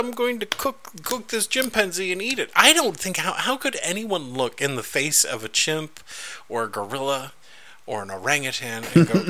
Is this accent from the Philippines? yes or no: yes; Philippines; That's right, and also because I'm Filipino and those fucking Japanese haven't paid for what they did to them.